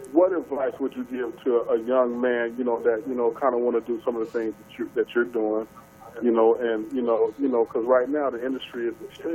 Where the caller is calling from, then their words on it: San Diego, California, United States; I'm calling from San Diego, California.